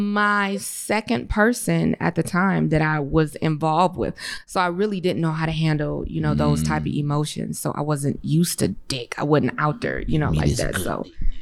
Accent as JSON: {"language": "English", "town": "Detroit", "region": "Michigan", "country": "United States", "said": "I'm from Detroit."}